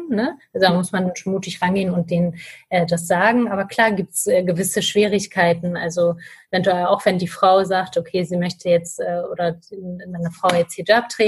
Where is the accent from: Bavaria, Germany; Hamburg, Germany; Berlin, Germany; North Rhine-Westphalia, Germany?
Hamburg, Germany; ich bin 28 Jahre alt und ich komme aus Hamburg.